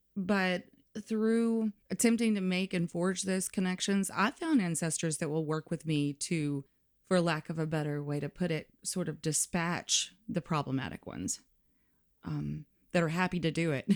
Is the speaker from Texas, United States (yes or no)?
no; Limestone County, North Alabama, United States; moved away; I'm from North Alabama. So that would be like Limestone County, right underneath the Tennessee line